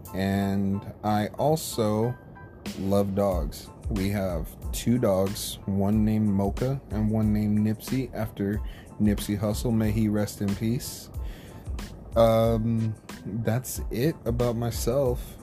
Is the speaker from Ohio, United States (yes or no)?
no; California, United States; also born or lived in Oklahoma; I was born in Oklahoma, raised in California, so I'm a California uh, guy